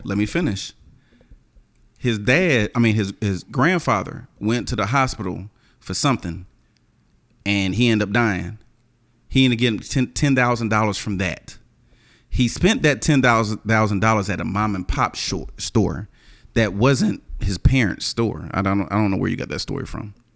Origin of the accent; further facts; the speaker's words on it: the South, United States; I'm from the South